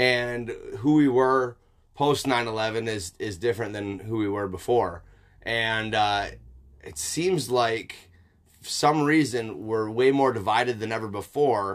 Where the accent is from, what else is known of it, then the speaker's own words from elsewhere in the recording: United States; I'm also an American